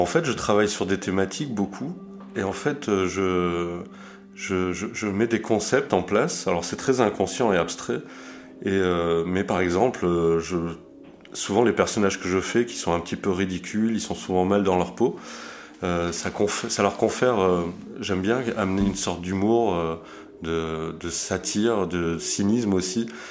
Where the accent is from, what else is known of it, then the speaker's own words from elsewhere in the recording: south of France, France; also born or lived in Zurich, Switzerland; moi je suis suisse hein, au départ, donc je suis né à Zurich et j'ai déménagé dans le sud de la France à l'âge de, de 8-9 ans